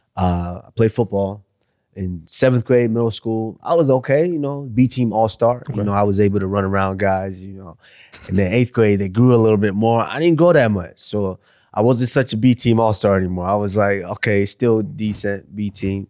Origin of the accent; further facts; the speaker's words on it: Arlington, Texas, United States; moved away as an adult; also born or lived in Nigeria / Iowa; I come from Arlington